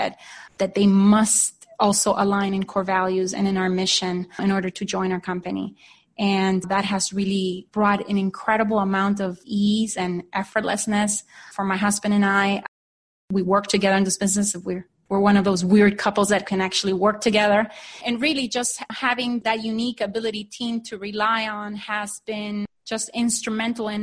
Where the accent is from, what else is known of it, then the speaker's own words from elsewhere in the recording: Honduras; moved away as an adult; now in Phoenix, United States; I am originally from Honduras, so just to give you a little bit of background, I'm an immigrant into the U.S. I came here in 1995 to study business school